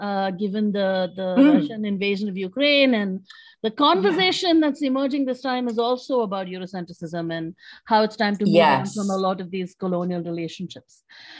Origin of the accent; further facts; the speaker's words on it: Hyderabad, Telangana, India; now in Delhi, India; Hyderabad, which is my hometown in India.